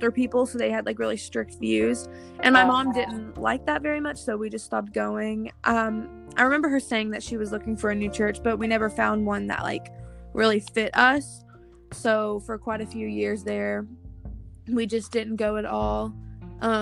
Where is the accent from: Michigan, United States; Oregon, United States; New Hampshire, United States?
Michigan, United States; moved away; Michigan, my hometown